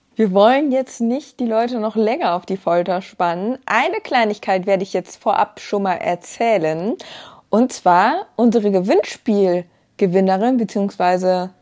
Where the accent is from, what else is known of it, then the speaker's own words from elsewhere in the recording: Germany; Ich komme hier auch vom Lande. Also ich, ähm, mein gebürtiger Wohnort ist auch da, wo wir jetzt wieder leben aktuell